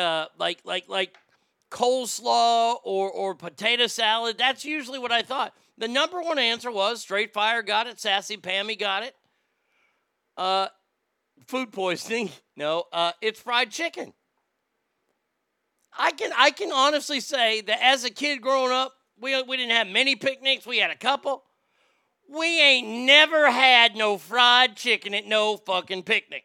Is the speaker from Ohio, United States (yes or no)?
no; Texas, United States; my home state of Texas